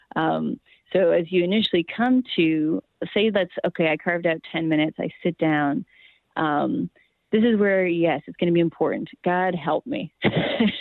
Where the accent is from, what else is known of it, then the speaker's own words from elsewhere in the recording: Maine, United States; where I grew up in in Maine